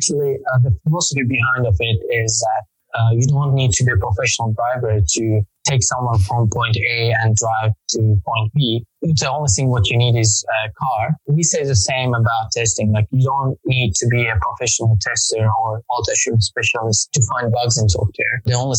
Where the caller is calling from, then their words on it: Azerbaijan; From Azerbaijan.